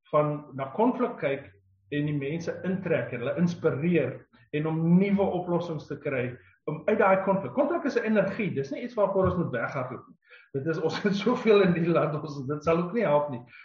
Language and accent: Afrikaans; South Africa